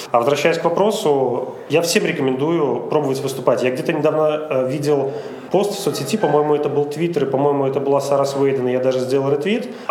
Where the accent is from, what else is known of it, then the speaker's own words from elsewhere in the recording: Minsk, Belarus; Ну да, все верно.